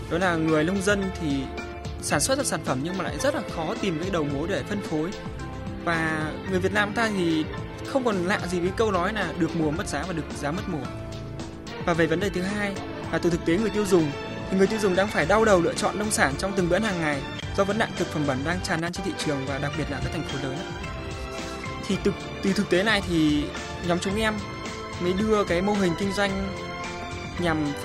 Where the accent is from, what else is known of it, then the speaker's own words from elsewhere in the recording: Thai Nguyen, Vietnam; em đến từ Thái Nguyên.